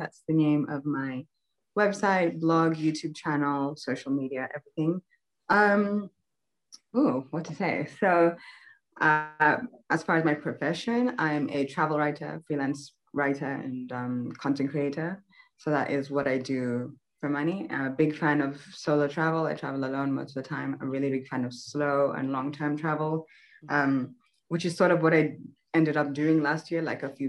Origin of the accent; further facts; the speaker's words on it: Nairobi, Kenya; also born or lived in South Africa / Uganda; Born and raised in Nairobi, Kenya. I've lived here, I've lived in South Africa